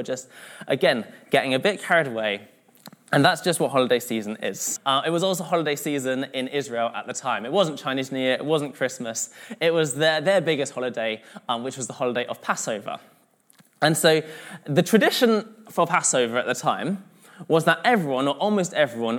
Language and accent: English; London, United Kingdom; now in Manchester, United Kingdom; I'm originally from London, but I'm mixed race and my mum's from Malaysia